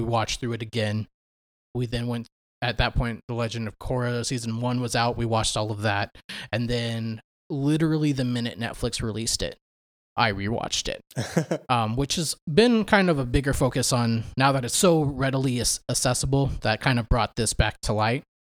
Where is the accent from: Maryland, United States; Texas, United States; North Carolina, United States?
Texas, United States; Dallas; I'm from the Dallas area. Went to school with Chad throughout middle school and high school.